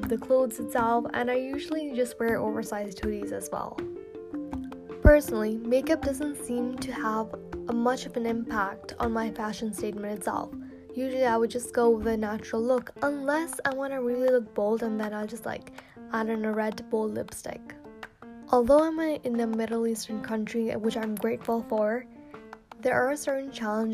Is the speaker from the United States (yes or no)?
no; Dubai, United Arab Emirates; I was born and raised in Dubai, UAE, but my nationality and the roots are basically from Pakistan